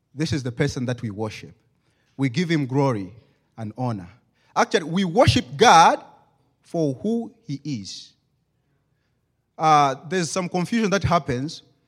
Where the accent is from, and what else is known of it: Zambia; English is a second language